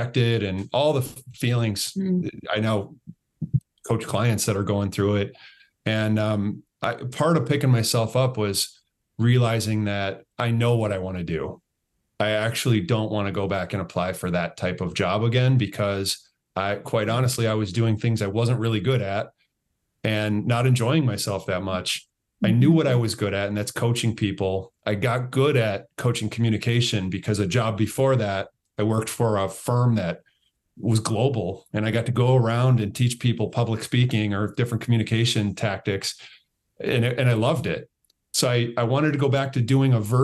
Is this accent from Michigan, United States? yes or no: yes; Michigan, United States; I'm from Michigan